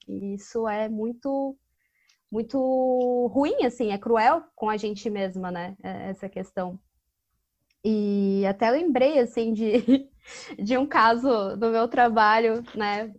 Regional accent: Florianópolis, Santa Catarina, Brazil; eu sou de Foripa

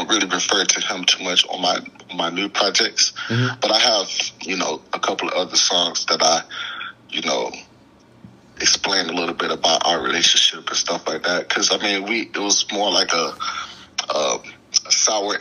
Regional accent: Clearwater, Florida, United States; I'm from Clearwater, Florida, on the outskirts of Tampa

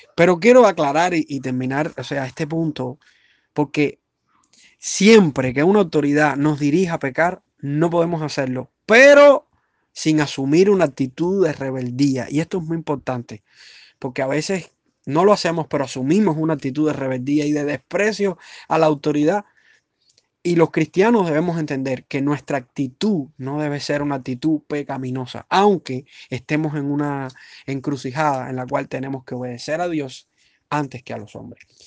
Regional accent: Cuba; soy cubano igual que usted

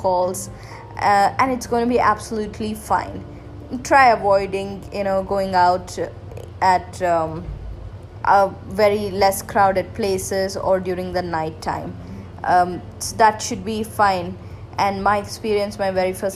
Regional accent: Hubli, Karnataka, India; I had booked my bus to my hometown in Hubli

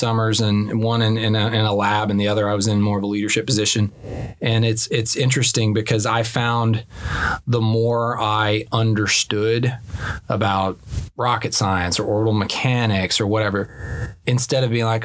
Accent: Springdale, Arkansas, United States; moved away as an adult; now in Little Rock, United States; We moved up to Springdale when I was 3 or 4, school age, and I did K through 12 up there.

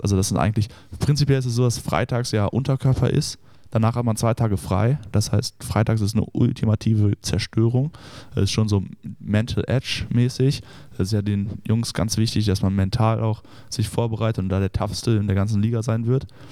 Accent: Düsseldorf, North Rhine-Westphalia, Germany; moved away as an adult; also born or lived in Notre Dame, Indiana; ich komme ja ursprünglich aus Düsseldorf äh, und wohne da auch

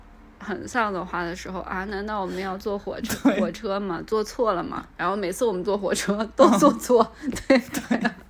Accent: South Korea; 那就是我们亚洲人，呃，东亚，那就是我们韩国人也是这样的，那就是韩国跟中国人特有的。

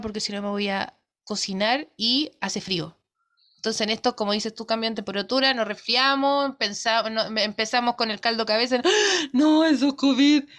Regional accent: Quilpué, Valparaíso, Chile; Nosotros somos de Quilpue

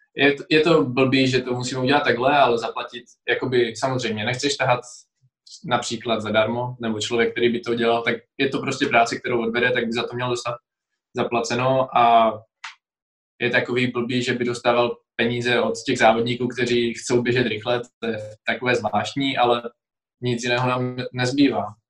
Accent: Czechia; tady u nás v Hronině, v mém mm-hmm. home city

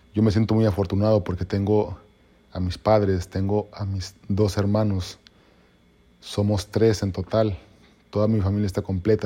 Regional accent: Mexico; yo soy mexicano

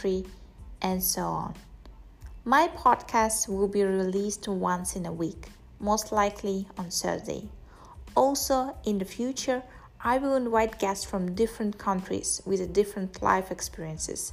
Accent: Kazakhstan; I'm from Kazakhstan

